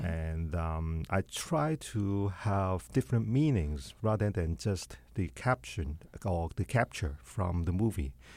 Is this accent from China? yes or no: yes; China; moved away; my difficulties in my hometown